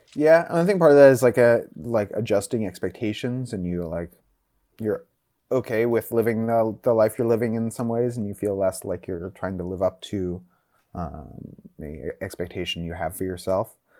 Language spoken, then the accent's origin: English; Northern California, United States; I grew up in Northern California